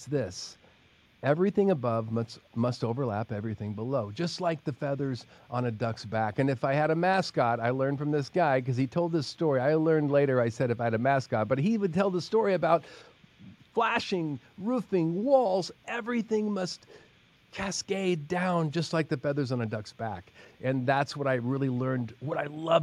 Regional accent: Oregon, United States; moved away as an adult; Growing up in Oregon

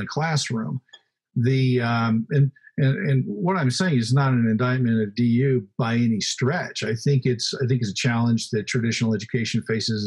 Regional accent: Oklahoma, United States; I grew up in Oklahoma.

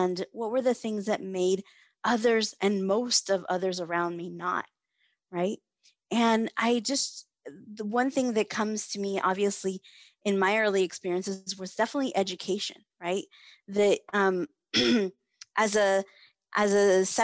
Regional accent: Fresno, California, United States; also born or lived in Mexico; I have lived in Fresno since I was 7 years old

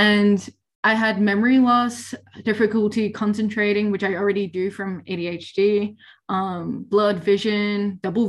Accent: Victoria, Australia; I'm from Victoria

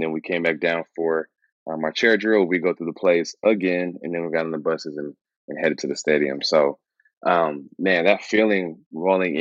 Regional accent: Mansfield, Texas, United States; moved away; also born or lived in Fort Worth / Houston; I grew up in Mansfield before I moved to Houston

